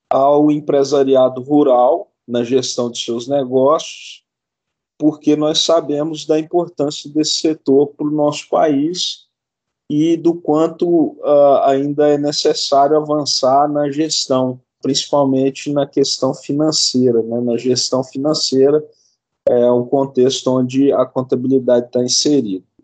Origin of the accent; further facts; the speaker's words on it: Monte Carmelo, Minas Gerais, Brazil; Eu sou mineiro, sou de, de uma cidade do interior de Minas chamada Monte Carmelo